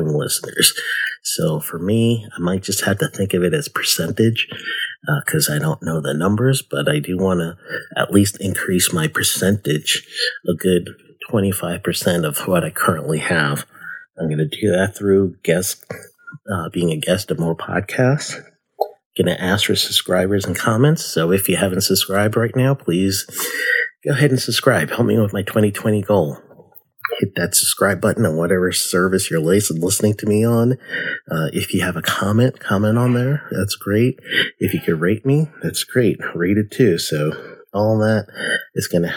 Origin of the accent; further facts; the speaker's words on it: United States; also born or lived in Guyana; I was born in America, youngest of five